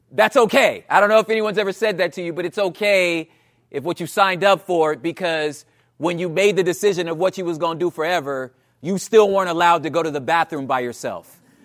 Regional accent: Los Angeles, California, United States; also born or lived in Portland / Oakland; I'm from South Central Los Angeles, um, and in and around California, the L A area, I've been there for most of my life

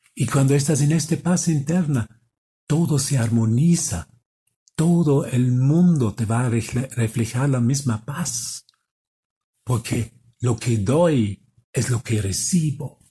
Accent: Austria; moved away; Yo soy de Austria. Y vengo aquí, vengo aquí a México

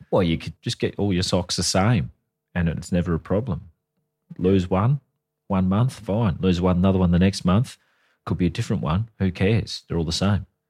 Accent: Australia; we're Australian. We're not American.

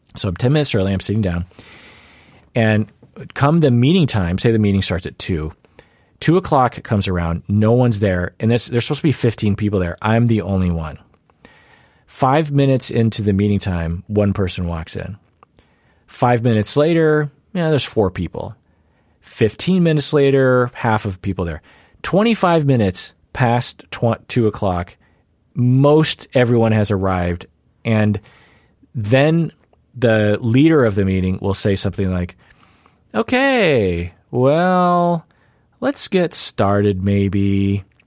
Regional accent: Sammamish, Washington, United States; in the suburbs of Seattle, where I grew up in Sammamish.

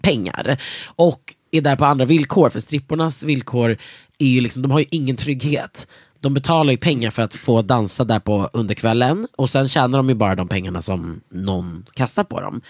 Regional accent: Sweden; oss jävla svennar i, sitter i Norden

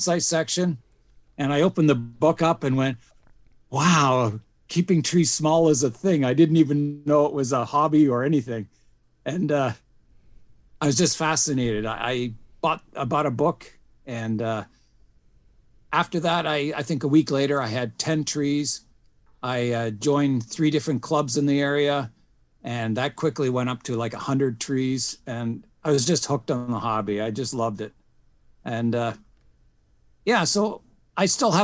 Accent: Canada; also born or lived in Switzerland / Wales; I was born in Switzerland, and I took on the nationality of my parents. And then we moved to Wales, lived in Wales for a few years, and then immigrated to Canada. And I've lived in Canada pretty well all my life then

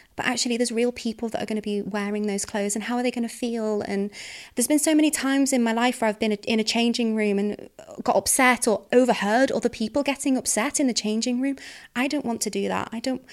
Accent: the Wirral, North West England, United Kingdom; I'm from the Wirral.

